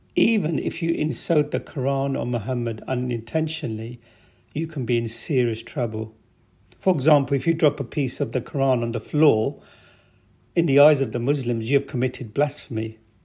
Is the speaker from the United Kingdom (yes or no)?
yes; England, United Kingdom; also born or lived in Pakistan; I was born in Pakistan, And I came to England in nineteen sixty-three with my parents